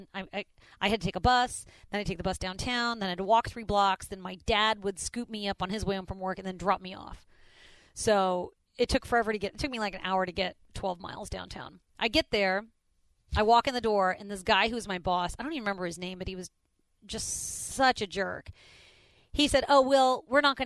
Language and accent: English; Indianapolis, Indiana, United States; now in Houston, United States; I grew up in Indianapolis